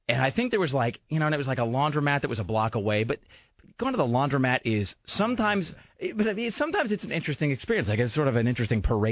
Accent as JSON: {"language": "English", "country": "United States", "said": "I'm an American."}